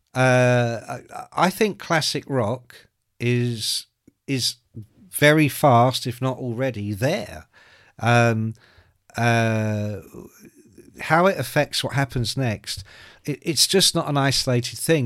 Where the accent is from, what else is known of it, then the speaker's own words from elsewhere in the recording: Ireland; I'm Irish